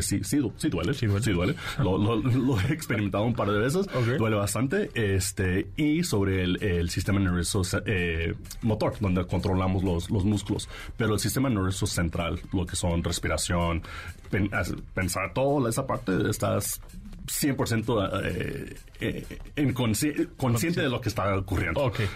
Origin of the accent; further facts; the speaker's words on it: Mexico; also born or lived in Washington, United States; me creí en México, de hecho este, hice toda la prepa un poco de la universidad aquí en México, entonces por eso hablo un poco medio chistoso